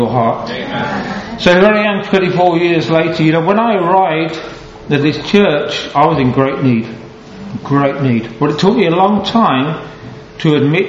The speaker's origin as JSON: {"language": "English", "town": "Halesowen", "region": "West Midlands", "country": "United Kingdom", "tie": "born or raised there", "also_born_or_lived": "Bromsgrove", "said": "I was born in Bromsgrove 53 years ago on Thursday, and I was raised in Hales Owen. So technically I'm a black country boy"}